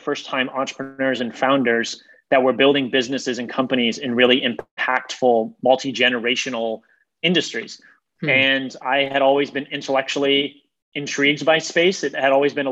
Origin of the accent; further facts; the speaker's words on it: Ohio, United States; moved away as an adult; also born or lived in Boston; I grew up in the Midwest. I was a Midwestern kid in Ohio, primarily